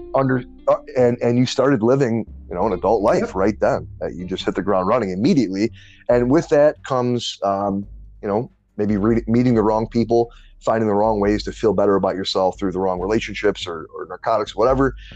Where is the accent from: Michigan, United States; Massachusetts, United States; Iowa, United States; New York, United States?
Michigan, United States; Detroit; also born or lived in New Orleans, Louisiana; when I was 10, I moved from New Orleans to uh, Detroit, where my mom's family was.